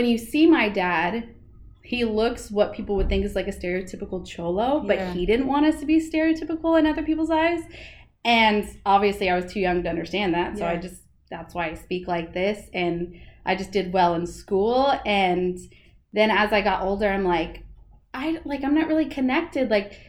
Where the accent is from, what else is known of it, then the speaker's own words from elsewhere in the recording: Temecula, California, United States; also born or lived in Riverside / Murrieta; I was born in Riverside, California, mm-hmm. and raised in mostly Marietta and Temecula, California.